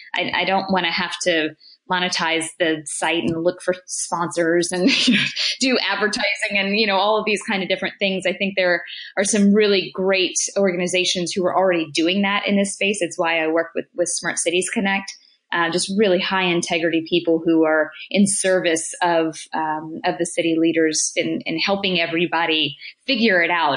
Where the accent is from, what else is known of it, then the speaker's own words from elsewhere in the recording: United States; as an American